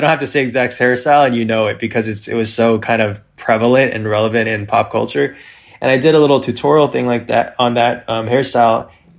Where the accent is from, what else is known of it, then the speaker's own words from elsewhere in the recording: California, United States; now in Los Angeles, United States; No, I'm actually from Northern California, and I moved down to LA for two reasons.